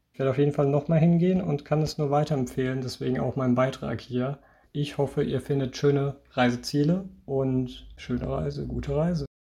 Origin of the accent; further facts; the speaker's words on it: Germany; moved away; ins Tauertal, also meine Heimat, zurückfahren kann, wenn ich einfach mal Lust habe, die Eltern zu besuchen